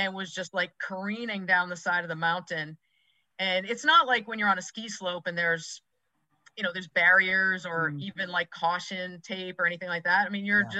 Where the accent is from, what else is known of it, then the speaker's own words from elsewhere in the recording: Massachusetts, United States; moved away as an adult; also born or lived in suburbs of Philadelphia, Pennsylvania; now in Philadelphia suburbs, United States; i grew up in massachusetts i live mm-hmm. in the suburbs of philadelphia right now